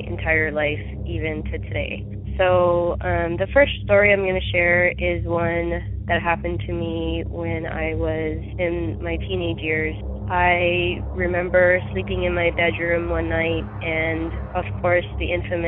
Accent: Maui, Hawaii, United States; I grew up in Maui, Hawaii

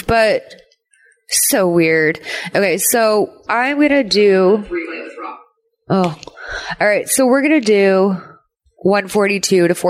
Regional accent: Massachusetts, United States; growing up in Massachusetts was fucking rough.

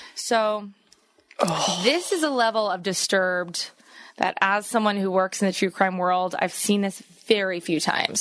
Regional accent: East Coast, United States; I'm from the East Coast.

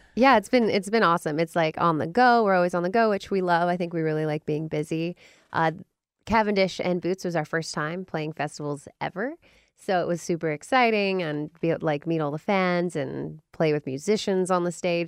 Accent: Vancouver, British Columbia, Canada; moved away as an adult; now in Nashville, United States; we're from Vancouver, British Columbia, but we've been in Nashville for the last four years

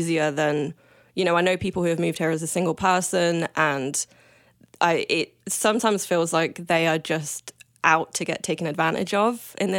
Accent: Coventry, West Midlands, United Kingdom; now in Vancouver, Canada; Coventry. It's right in the middle.

